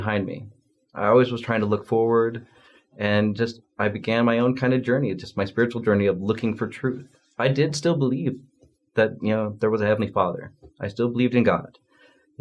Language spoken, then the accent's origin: English; Spanish Fork, Utah, United States; also born or lived in Provo, Utah; I moved to the Provo area from Spanish Fork